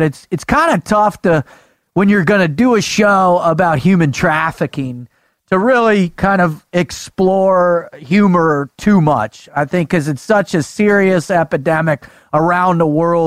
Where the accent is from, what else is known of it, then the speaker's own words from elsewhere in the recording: South Florida, United States; I grew up in South Florida on the water